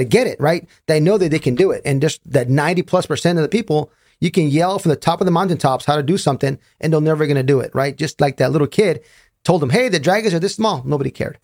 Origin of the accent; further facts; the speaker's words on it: Raleigh, North Carolina, United States; I'm from Raleigh, North Carolina